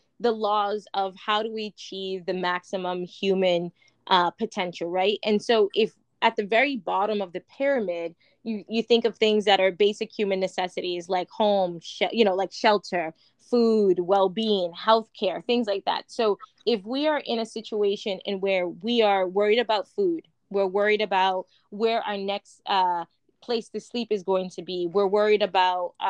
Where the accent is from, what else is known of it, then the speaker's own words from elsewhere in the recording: New York, United States; growing up in New York